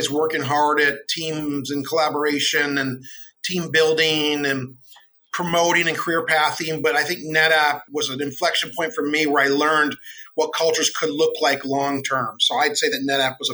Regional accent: Phoenix, Arizona, United States; moved away as an adult; also born or lived in Detroit, Michigan / Bay Area, California / Texas; now in Los Gatos, United States; I was born in Detroit, pretty much raised in Phoenix, Arizona

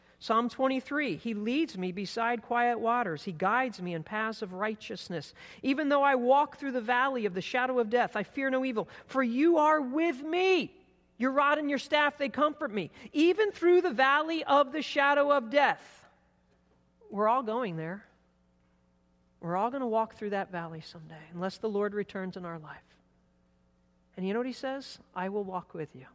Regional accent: East Coast, United States; I grew up on the East Coast on the beach

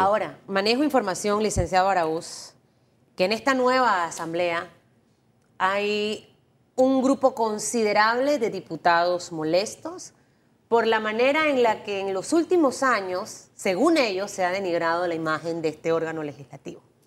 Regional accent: Panama

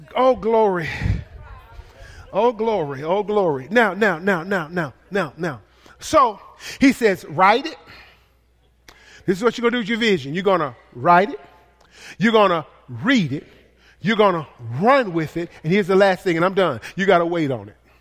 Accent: the South, United States; accent: country; I am from the South

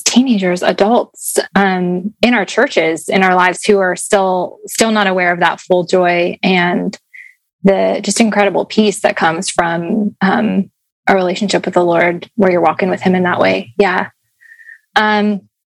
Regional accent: the North, United States; moved away; I'm from the North

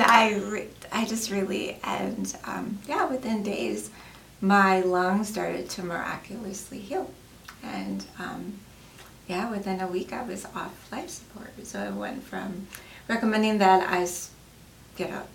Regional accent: Colorado, United States; now in Wyoming, United States; I'm originally from Colorado

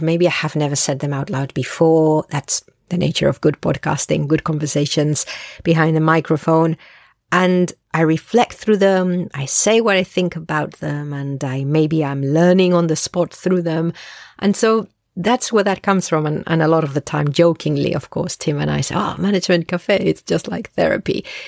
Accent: Spain; I'm Spanish originally. I learned English at a very young age. So, I'm bilingual

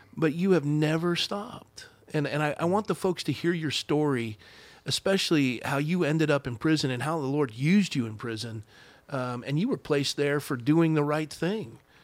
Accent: Coronado, California, United States; I was raised in Coronado

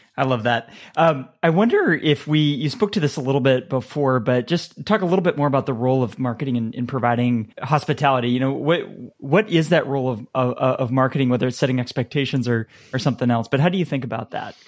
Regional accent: United States; being an American

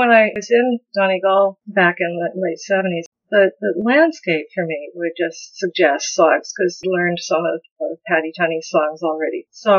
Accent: the Ozarks, United States; accent: not Ozarks accent; My parents were from Nebraska and Kansas, so I don't have the Ozarks accent, for example, even though I lived here since I was 5 and a half.

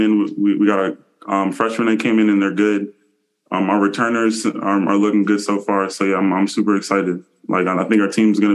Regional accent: New Jersey, United States; I'm from New Jersey

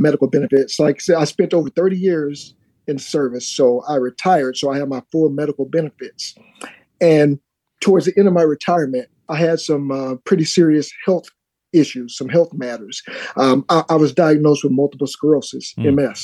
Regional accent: Alabama, United States; moved away; I'm originally from Alabama. And so my folks, that's where my roots are from

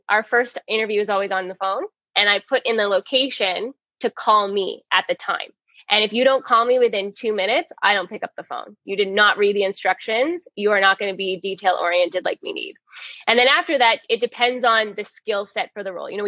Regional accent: Toronto, Ontario, Canada; From Toronto

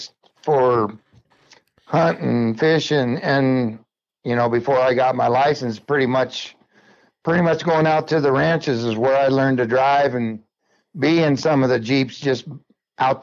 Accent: Elk Grove, California, United States; also born or lived in Vallejo; since I was two, went all the way through school in Elk Grove, graduated, pretty much raised my identical twin boys there

